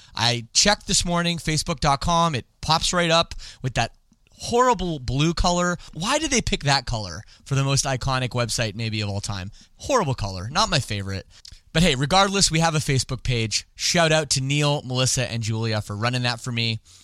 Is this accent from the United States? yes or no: no; Canada; I don't speak French despite being Canadian